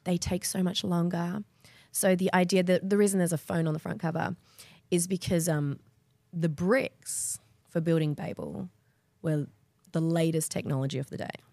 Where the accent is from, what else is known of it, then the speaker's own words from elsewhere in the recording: Perth, Western Australia, Australia; moved away as an adult; also born or lived in Sydney; I grew up in Perth.